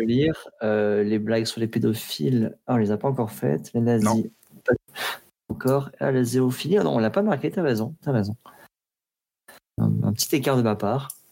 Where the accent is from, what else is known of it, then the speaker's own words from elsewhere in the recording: Provence-Alpes-Côte d'Azur, France; C'est bien euh, les Alpes de Haute-Provence. Donc voilà, je suis originaire de, là-bas